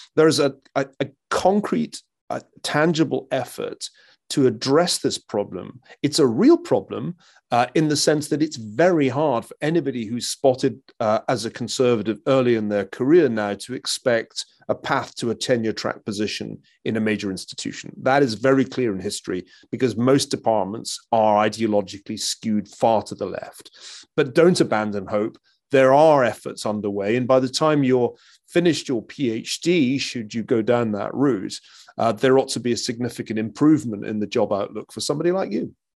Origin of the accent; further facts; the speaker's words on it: Glasgow, Scotland, United Kingdom; moved away; I come from Glasgow, a city that touched bottom when I was still a kid in the nineteen seventies